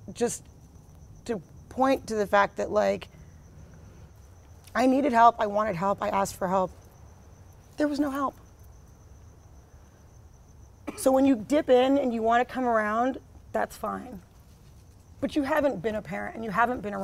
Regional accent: New York, United States; moved away as an adult; now in Los Angeles, United States; I was in New York because I'm from New York. My parents were there

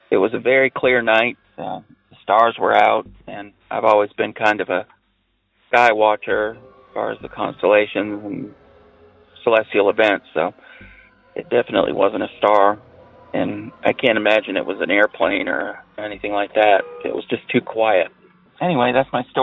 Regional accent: New Hampshire, United States; now in North Carolina, United States; I grew up in northern New England, New Hampshire, a very small town near the Canadian border.

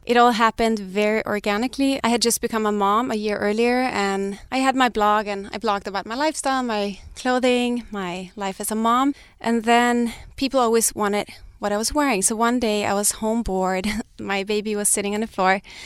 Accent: Sweden; moved away as an adult; also born or lived in Denmark; now in Los Angeles, United States; I'm Danish, but I grew up in Sweden

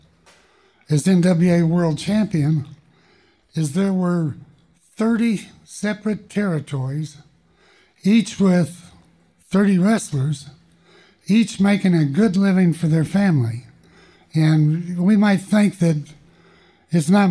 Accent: Amarillo, Texas, United States; in the Amarillo area, Texas, you had to have some amateur wrestling background

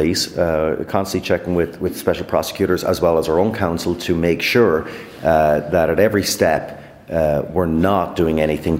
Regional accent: British Columbia, Canada; as a British Columbian

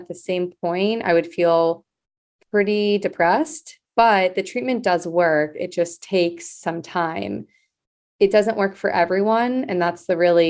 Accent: Los Angeles, California, United States; born and raised in Los Angeles. I'm technically a Valley girl

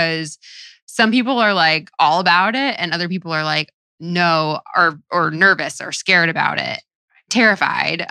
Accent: Florida, United States; moved away as an adult; also born or lived in New York; I grew up in Florida

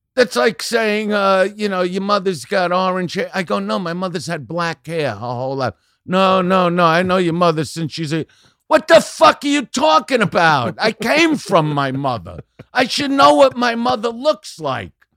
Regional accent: New York City, New York, United States; moved away; I'm from Brooklyn

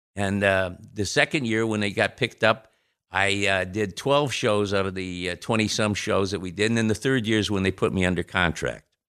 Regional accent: Toledo, Ohio, United States; moved away as an adult; now in California, United States; back in my hometown in Toledo

